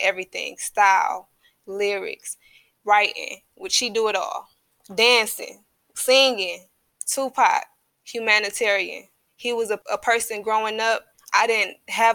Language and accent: English; Detroit, Michigan, United States; also born or lived in Inkster, Michigan; I was born in, my family is from Inkster. So I was born out there, but I was raised in Detroit. We moved to Detroit when I was, fifth grade